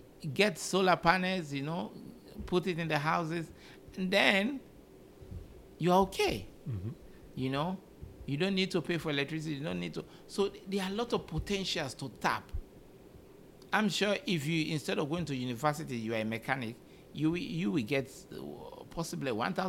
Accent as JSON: {"language": "English", "country": "Uganda", "said": "I came from Uganda. Even in Uganda, you always get typhoid, you know, because we don't have clean waters."}